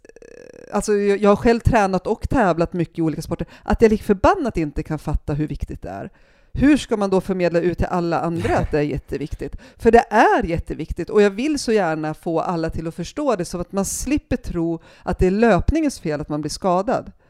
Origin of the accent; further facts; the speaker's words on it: Järvsö, Gävleborg County, Sweden; moved away as an adult; also born or lived in Hede, Härjedalen / Stockholm; jag är uppvuxen i Järvsö